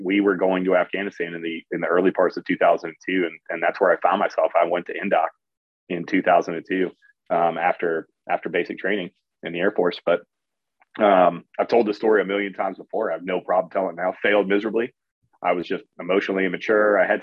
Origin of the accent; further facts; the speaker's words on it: Barberton, Ohio, United States; Grew up in, a suburb of Akron, Ohio